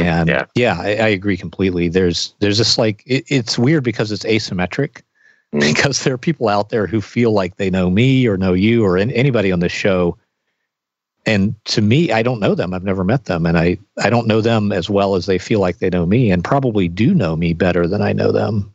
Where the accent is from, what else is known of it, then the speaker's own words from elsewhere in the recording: the South, United States; when I was growing up in the South